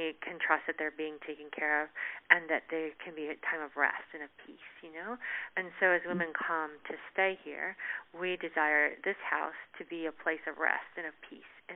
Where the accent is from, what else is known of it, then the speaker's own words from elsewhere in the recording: Canada; moved away; I'm originally from Canada